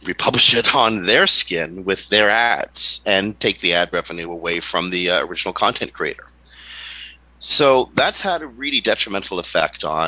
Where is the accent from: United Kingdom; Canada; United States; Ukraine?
Canada; I'm Canadian.